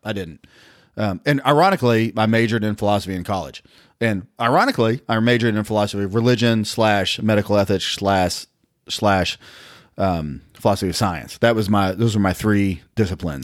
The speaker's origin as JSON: {"language": "English", "town": "Nashville", "region": "Tennessee", "country": "United States", "tie": "born or raised there"}